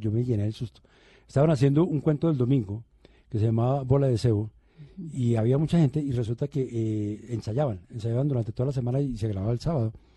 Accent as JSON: {"language": "Spanish", "town": "Medellín", "region": "Antioquia", "country": "Colombia", "tie": "born or raised there", "also_born_or_lived": "Bogotá", "said": "yo hice la primaria en Bogotá. Mi primaria fue en Bogotá, pero mi bachillerato fue en Medellín."}